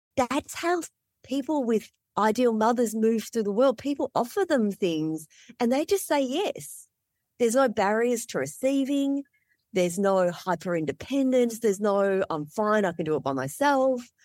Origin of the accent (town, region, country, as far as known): Melbourne, Victoria, Australia; born or raised there; moved away as an adult; also born or lived in Vietnam / Malaysia / Indonesia; now in Alaska, United States